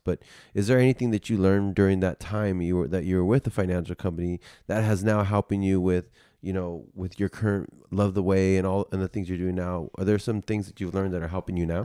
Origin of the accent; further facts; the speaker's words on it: United States; I'm just, like, the only American